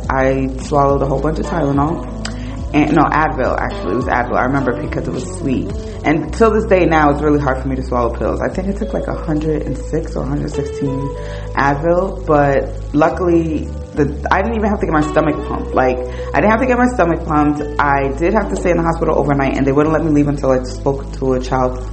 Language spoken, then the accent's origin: English; the North, United States; I was from up north